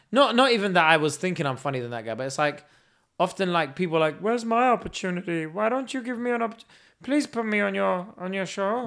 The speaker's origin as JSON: {"language": "English", "region": "London", "country": "United Kingdom", "tie": "born or raised there", "also_born_or_lived": "Kurdistan", "said": "we lived in Brixton and we moved to Streatham"}